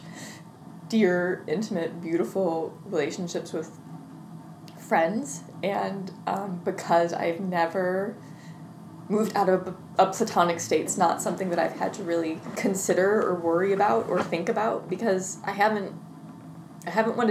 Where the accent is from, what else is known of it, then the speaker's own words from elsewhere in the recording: Midwest, United States; I grew up in the Midwest, in the Presbyterian church